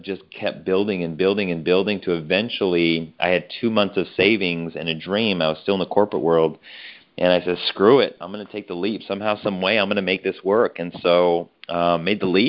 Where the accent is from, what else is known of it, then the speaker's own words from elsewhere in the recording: Colorado, United States; Born and raised in Colorado